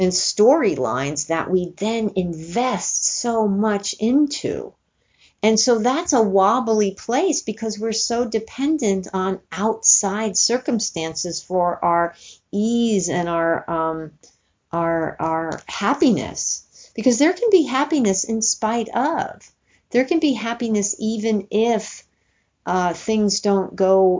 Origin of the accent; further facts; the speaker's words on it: New York City, New York, United States; now in California, United States; growing up in New York City